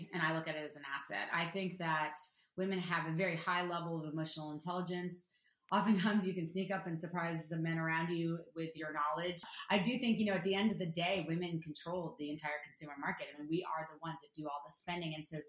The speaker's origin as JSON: {"language": "English", "town": "New York City", "region": "New York", "country": "United States", "tie": "born or raised there", "lives_now": "Los Angeles, United States", "said": "I'm a diehard New Yorker. I grew up in New York City."}